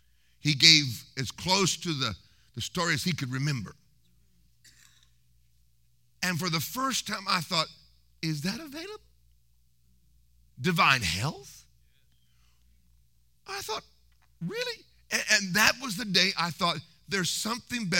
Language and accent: English; Tulsa, Oklahoma, United States; We lived like 3 miles from Hagin's ministry in Oklahoma. I was born in Tulsa